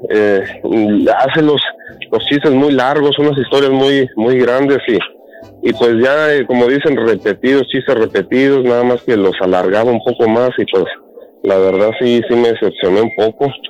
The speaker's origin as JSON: {"language": "Spanish", "region": "Michoacán", "country": "Mexico", "said": "Yo soy de Ilía, Michoacán, yo les había hablado antes."}